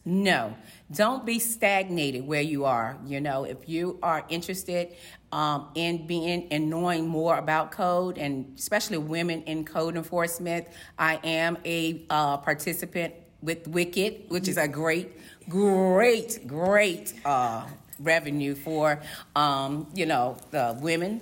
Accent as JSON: {"language": "English", "town": "Portsmouth", "region": "Virginia", "country": "United States", "tie": "born or raised there", "lives_now": "Chesapeake, United States", "said": "am a native of Portsmouth, Virginia, born and raised in Portsmouth, Virginia"}